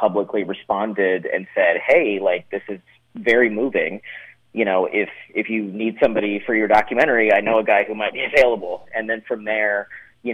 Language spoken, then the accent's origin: English; Kansas City, United States; my hometown of Kansas City